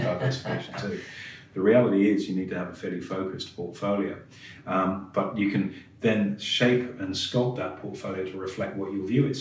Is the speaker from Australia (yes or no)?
no; England, United Kingdom; being English